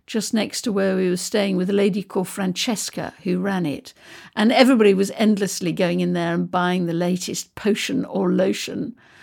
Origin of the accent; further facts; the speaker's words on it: United Kingdom; I'm British